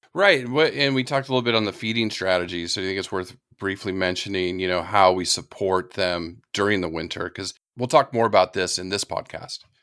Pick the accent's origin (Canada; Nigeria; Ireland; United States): United States; California; moved away; also born or lived in Florida / the Carolinas; I grew up in California and lived in Florida and the Carolinas